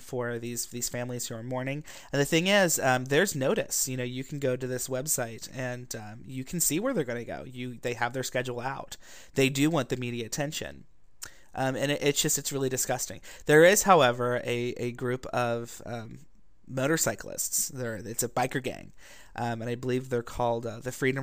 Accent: Ohio, United States; now in Walnut Creek, United States; I grew up in Ohio, in the Bible Belt

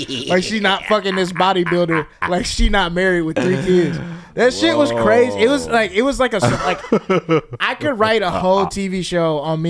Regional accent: Mississippi, United States; I started working at a gym in my hometown. The gym that does not exist anymore, but it was a chain. There was a chain of gyms in Mississippi in my area called the Courthouse.

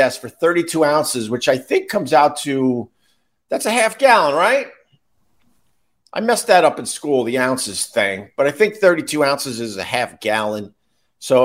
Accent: Long Island, New York, United States; now in New York City, United States; I'm from Long Island

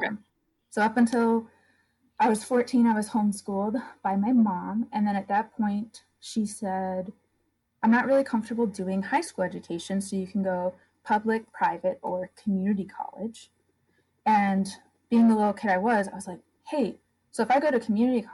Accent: upstate New York, United States; moved away as an adult; also born or lived in Maine; I grew up in rural upstate New York

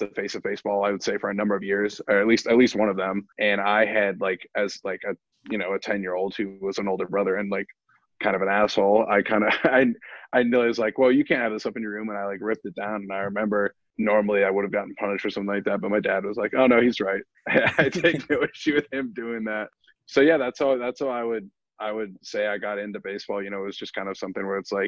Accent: Northern Virginia, United States; I was born and brought up in Northern Virginia, like the greater Washington, D.C. area

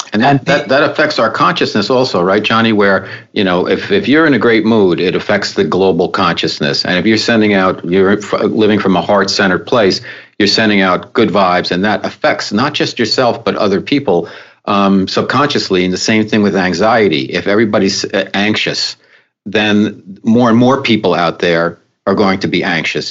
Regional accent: New York, United States; I'm a New Yorker also

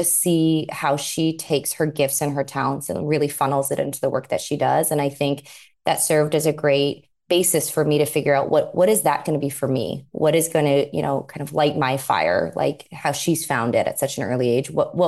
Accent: San Diego, California, United States; moved away as an adult; now in New York, United States; San Diego is an incredible place to grow up.

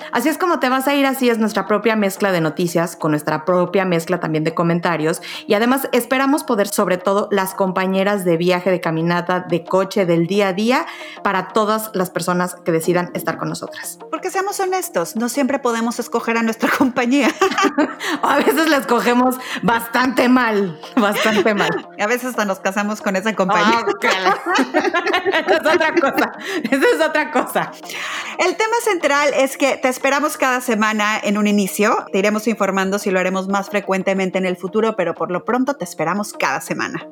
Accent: Mexico City, Mexico; Yo soy de la Ciudad de México

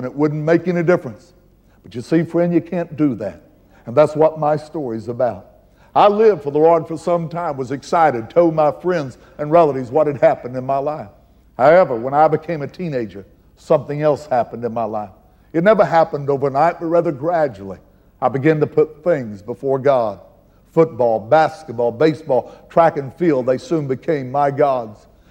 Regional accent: McLeansboro, Illinois, United States; my hometown, McLeansboro, Illinois

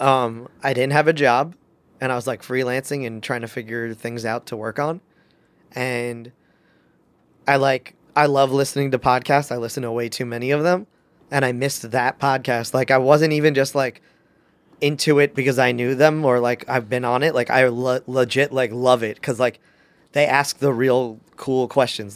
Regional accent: New York, United States; I'm a New Yorker

